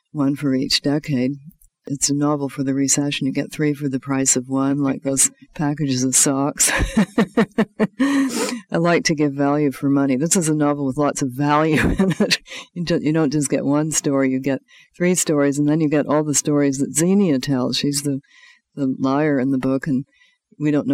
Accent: Canada; being a Canadian

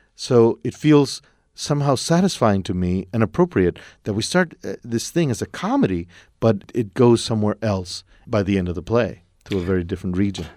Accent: El Paso, Texas, United States; I'm from El Paso. It's a city along the border

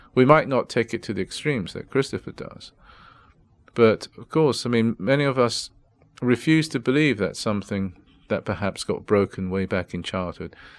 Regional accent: England, United Kingdom; also born or lived in Japan; when I was growing up in England

